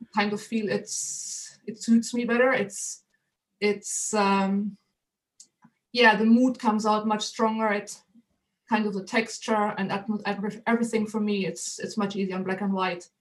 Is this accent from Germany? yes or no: yes; Germany; English is a second language; moved away as an adult; now in United Kingdom; I'm not originally or a native of this of the United Kingdom, but uh, originally from Germany. But I've been in the UK nearly 30 years now.